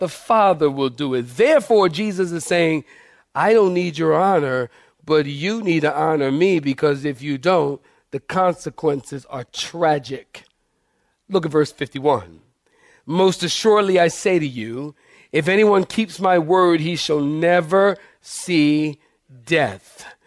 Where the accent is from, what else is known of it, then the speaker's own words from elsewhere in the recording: Philadelphia, Pennsylvania, United States; when I was a kid in Philadelphia, I grew up in Philadelphia